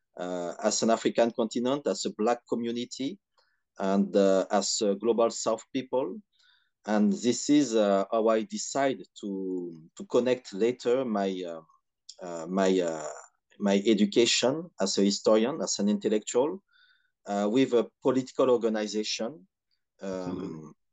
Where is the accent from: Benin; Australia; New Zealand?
Benin; Cotonou, Littoral; now in France; I was raised and I grew in Benin, in Cotonou